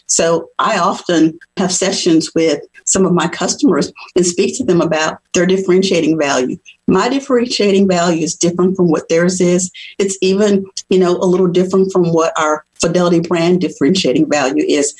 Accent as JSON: {"language": "English", "town": "New Orleans", "region": "Louisiana", "country": "United States", "tie": "born or raised there", "also_born_or_lived": "Tennessee", "moved": "as an adult", "said": "I grew up in New Orleans, Louisiana, where there is a gumbo mixing pot of cultures"}